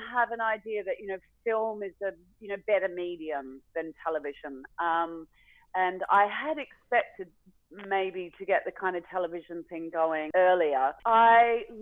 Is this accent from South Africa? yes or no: no; Australia; I'd brought my family back to Australia